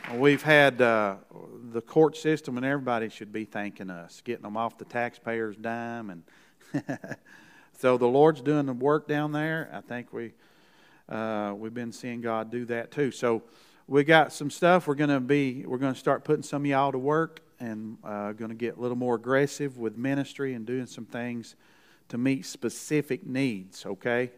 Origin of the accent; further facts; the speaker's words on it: Kentucky, United States; from Kentucky, the Moonshine State.